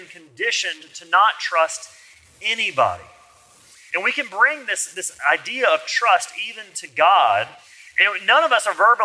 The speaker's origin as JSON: {"language": "English", "region": "Alabama", "country": "United States", "said": "I'm from Alabama"}